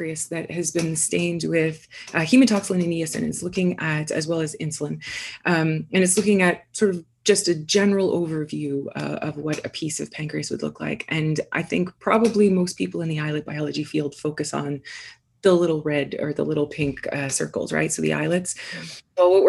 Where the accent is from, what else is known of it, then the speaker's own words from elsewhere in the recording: Canada; moved away as an adult; also born or lived in Guelph, Canada / Toronto, Canada / Vancouver, Canada; now in Indianapolis, United States; I'm from Canada originally